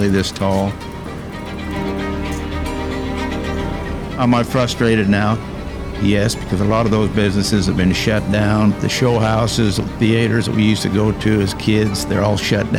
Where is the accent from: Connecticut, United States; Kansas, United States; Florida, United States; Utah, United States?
Utah, United States; Ogden; born or raised there